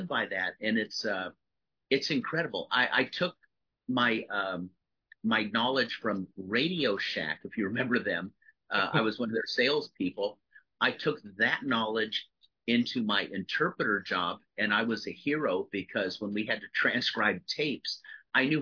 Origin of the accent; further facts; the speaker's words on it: United States; I'm an American